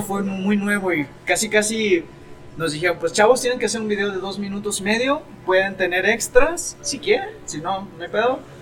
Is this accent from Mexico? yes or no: yes; Mexico